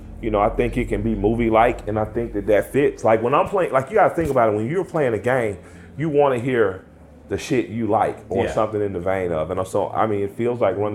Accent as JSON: {"language": "English", "region": "the South", "country": "United States", "said": "I'm from the South."}